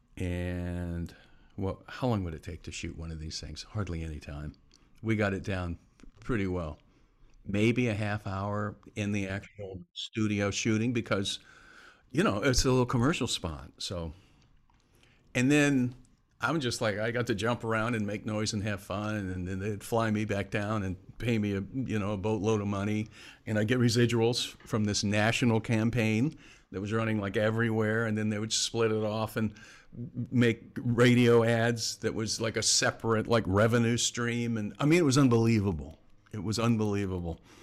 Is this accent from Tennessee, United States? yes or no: no; Florida, United States; moved away as an adult; also born or lived in Bay Area / Southern California / Portland / New York; I'm originally from Florida